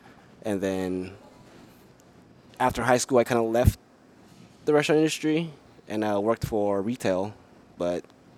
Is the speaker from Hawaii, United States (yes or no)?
yes; Big Island of Hawaii, United States; Yes, born and raised in Big Island of Hawaii.